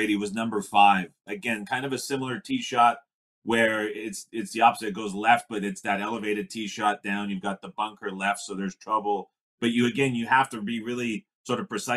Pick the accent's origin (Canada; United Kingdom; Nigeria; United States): Canada; I'm from Canada here